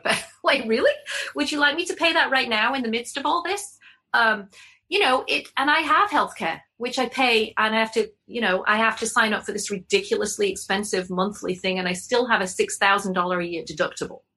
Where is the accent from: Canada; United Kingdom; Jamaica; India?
United Kingdom; England; now in Connecticut, United States; as an English person